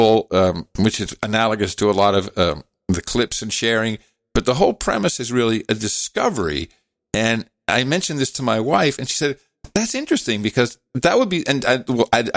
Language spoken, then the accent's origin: English; Netherlands; moved away; ik ben opgegroeid in Nederland, dus ik spreek Nederlands